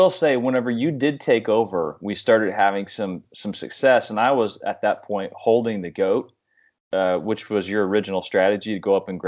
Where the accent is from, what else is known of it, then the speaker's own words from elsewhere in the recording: Kansas, United States; I grew up in Kansas. I had cows growing up